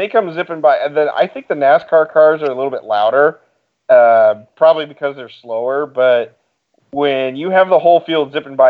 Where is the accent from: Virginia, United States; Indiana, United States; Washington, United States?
Indiana, United States; Kokomo; growing up in Kokomo